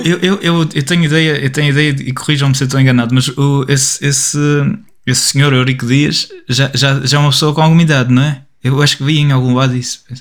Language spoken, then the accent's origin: Portuguese; Portugal; nosso nosso caso, sendo portugueses